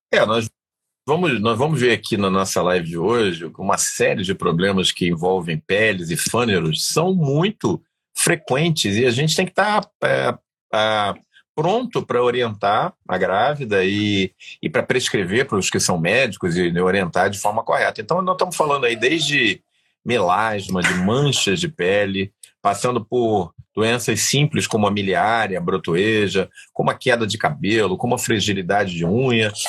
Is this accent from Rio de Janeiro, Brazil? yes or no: yes; Rio de Janeiro, Brazil; existia uma maternidade aqui no Rio, onde eu nasci, que já não existe mais